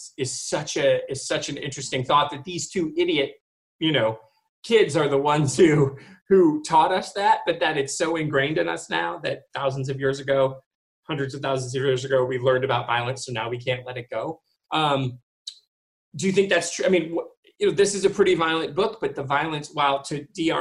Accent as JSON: {"language": "English", "region": "Michigan", "country": "United States", "said": "I'm originally from Michigan"}